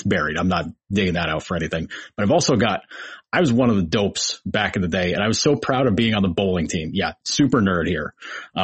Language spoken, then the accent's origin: English; Troy, New York, United States; I went to a Catholic school in Troy, New York